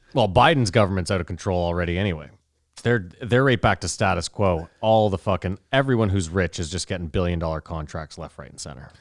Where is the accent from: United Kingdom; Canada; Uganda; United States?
Canada; even as a Canadian